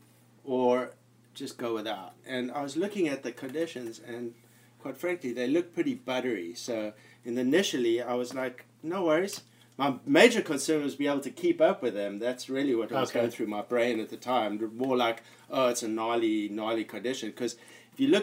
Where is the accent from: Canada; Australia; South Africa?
South Africa; moved away; I'm from South Africa and I was in the Navy